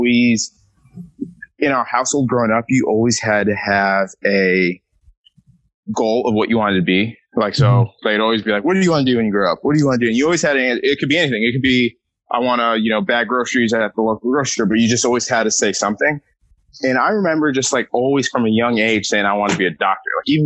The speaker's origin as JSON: {"language": "English", "region": "Southern California", "country": "United States", "said": "I am from Southern California."}